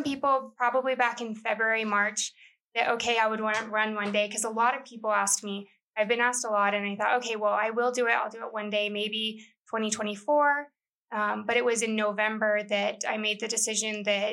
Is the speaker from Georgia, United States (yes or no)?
no; El Paso, Texas, United States; I'm from El Paso